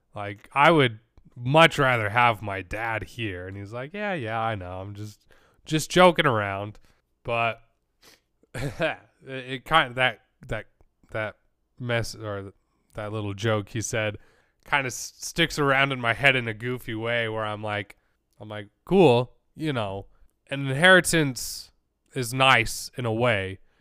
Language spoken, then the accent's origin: English; Utah, United States; growing up in Utah